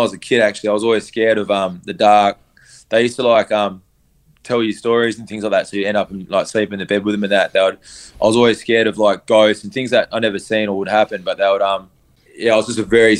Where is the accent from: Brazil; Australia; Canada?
Australia; Perth, Western Australia; I grew up in Perth. I grew up all over the place.